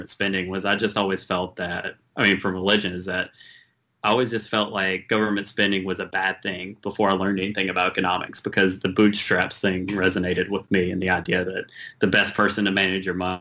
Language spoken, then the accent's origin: English; American South, United States; accent: Southern; moved away as an adult; also born or lived in Los Angeles; I grew up in a Southern Baptist church